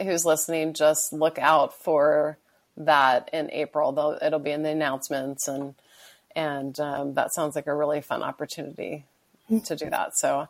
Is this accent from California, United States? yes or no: yes; Bakersfield, California, United States; also born or lived in San Luis Obispo, California; now in La Jolla, United States; I was born in San Luis Obispo. Uh-huh. So I was born near the water, but when I was 5, my family moved to Bakersfield. So we moved inland.